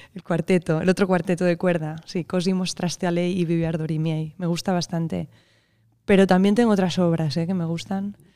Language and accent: Spanish; Barcelona, Catalonia, Spain; nací en Barcelona en, el 84